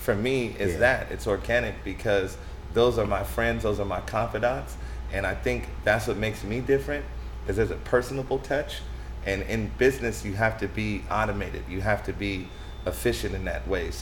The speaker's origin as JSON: {"language": "English", "town": "Stockton", "region": "California", "country": "United States", "tie": "born or raised there", "also_born_or_lived": "Sacramento", "said": "I'm from Stockton, born and raised."}